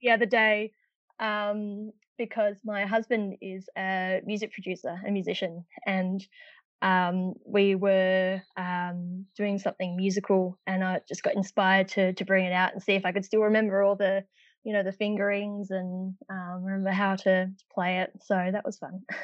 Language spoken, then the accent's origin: English; Perth, Western Australia, Australia; moved away as an adult; now in Melbourne, Australia; I'm actually from Perth uh, in Western Australia originally.